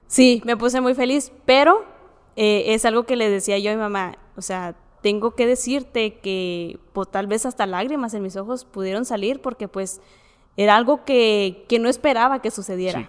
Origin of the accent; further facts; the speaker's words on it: Ciudad Juárez, Chihuahua, Mexico; soy de aquí de Ciudad Juárez